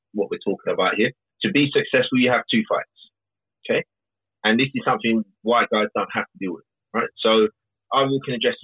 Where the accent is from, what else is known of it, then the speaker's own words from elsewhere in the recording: London, United Kingdom; At least I was born here. Born South London.